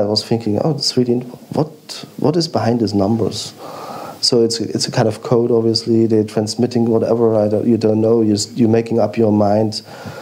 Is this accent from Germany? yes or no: yes; East Germany, Germany; we grew up in East Germany